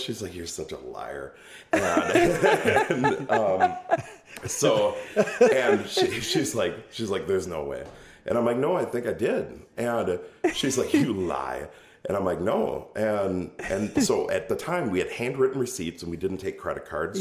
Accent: Oshkosh, Wisconsin, United States; also born or lived in Omro, Wisconsin; now in Ripon, United States; born and raised in Oshkosh

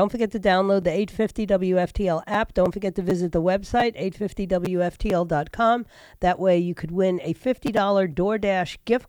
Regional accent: New York, United States; moved away; New York, my hometown, my birthplace.

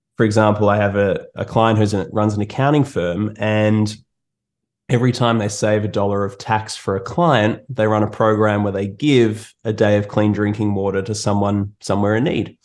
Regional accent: Australia; moved away as an adult; now in Toronto, Canada; as you can hear from my accent, I'm uh, I'm from Australia, and uh, I moved to Toronto about four or so years ago.

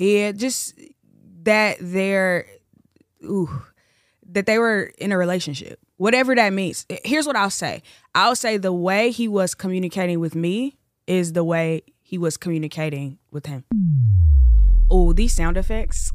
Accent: Chicago, Illinois, United States; also born or lived in Los Angeles; I'm originally from Chicago. Uh, I live right now in between LA and Chicago

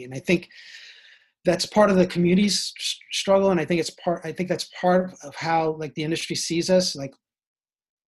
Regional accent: Jersey City, New Jersey, United States; moved away; also born or lived in New York / Boston; I grew up in Jersey City, New Jersey

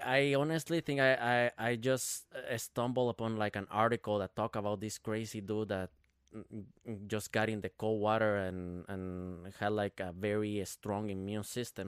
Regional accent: Guatemala; now in Minnesota, United States; I'm, I'm from Guatemala, right? Uh, but I've been living in, in Minnesota since two thousand twelve

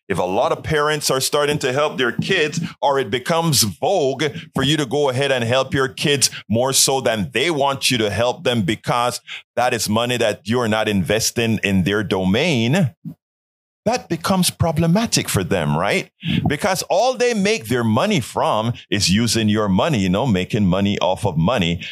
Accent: Colón, Panama; now in United States; Panama, in Colon, where I'm from

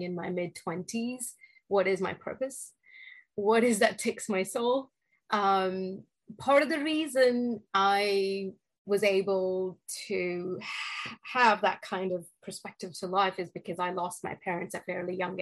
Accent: Delhi, India; moved away as an adult; now in United States; So I was born and raised in India, and in Delhi area. And I moved to the United States after finishing my bachelor's in India.

